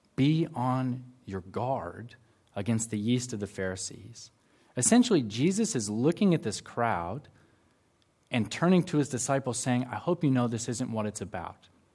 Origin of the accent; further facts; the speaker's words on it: United States; now in Auckland, New Zealand; I'm from the extreme southern part of Canada, also known as the United States of America.